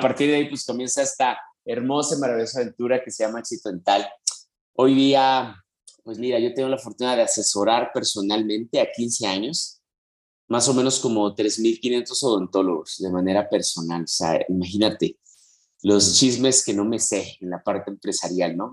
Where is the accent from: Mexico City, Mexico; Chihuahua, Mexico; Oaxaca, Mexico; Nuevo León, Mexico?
Mexico City, Mexico; Yo soy de la Ciudad de México